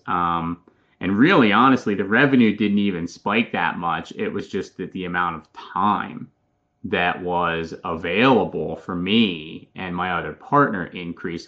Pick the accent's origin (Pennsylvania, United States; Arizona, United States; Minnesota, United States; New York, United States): Pennsylvania, United States; Philadelphia; moved away as an adult; now in Charlotte, United States; I'm originally from Philadelphia, Pennsylvania, moved down here to Charlotte with my wife about three and a half years ago